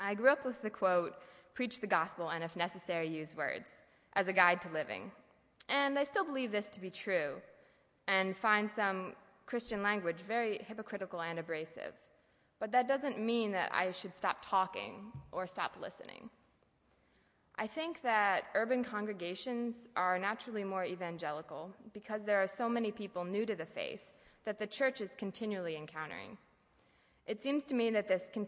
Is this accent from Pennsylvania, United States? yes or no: yes; Lancaster County, Pennsylvania, United States; moved away as an adult; now in Goshen, United States; I grew up in Lancaster County, PA